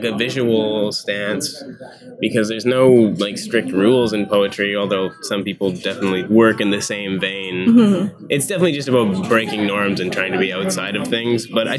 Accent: Mortlach, Saskatchewan, Canada; Yeah, I'm from Mortlach, Saskatchewan.

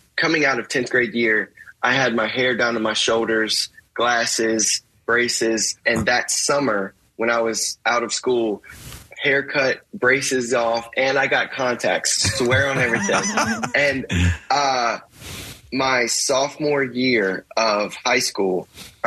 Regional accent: Altavista, Virginia, United States; I'm from Alta Vista, Virginia, 2,000 people, and grew up getting bullied

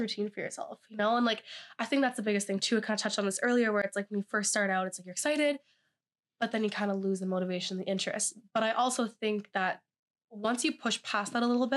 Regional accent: Ottawa, Ontario, Canada; moved away as an adult; now in Kingston, Canada; I am actually from Ottawa.

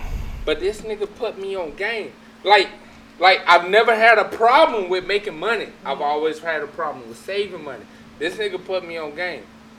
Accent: Macon, Georgia, United States; But I'm from Macon.

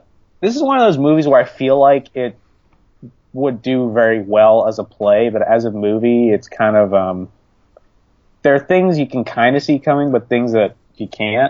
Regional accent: Virginia, United States; Yeah, I'm from Virginia.

